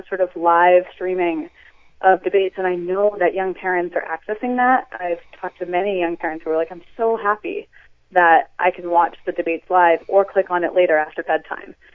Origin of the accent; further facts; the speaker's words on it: Gloucester, Massachusetts, United States; Both my husband and I grew up in Gloucester and were educated in the public school system here